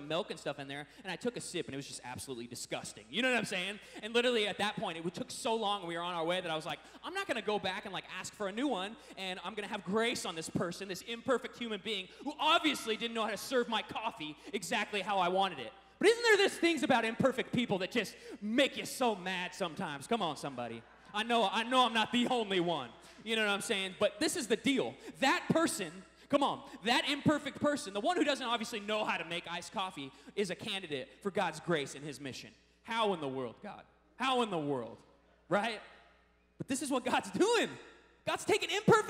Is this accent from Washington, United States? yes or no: yes; Seattle, Washington, United States; I'm from Seattle